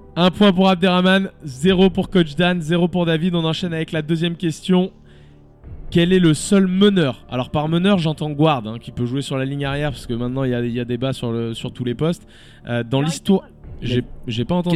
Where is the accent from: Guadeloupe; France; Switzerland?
Switzerland; chez nous en Suisse